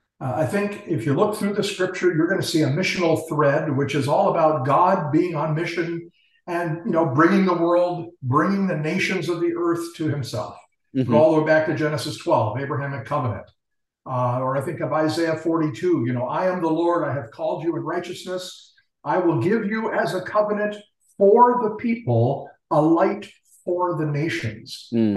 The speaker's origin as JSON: {"language": "English", "region": "Tokyo", "country": "Japan", "tie": "born there", "said": "I'm actually Japanese by birth. My parents were missionaries in Tokyo, Japan, and so I was born in Tokyo."}